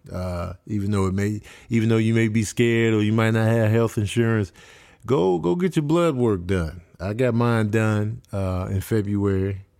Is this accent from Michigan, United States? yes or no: yes; Grand Rapids, Michigan, United States; born there; Uh, I was born in Grand Rapids.